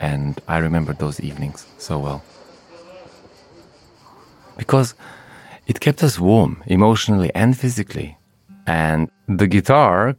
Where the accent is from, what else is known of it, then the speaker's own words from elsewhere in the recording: Montenegro; I come from Montenegro, this amazingly beautiful little country in the Balkans